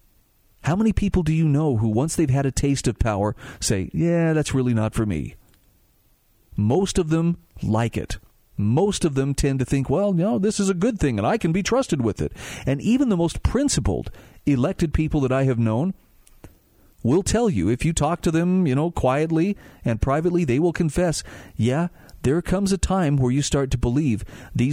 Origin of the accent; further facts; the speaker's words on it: Utah, United States; my home state of Utah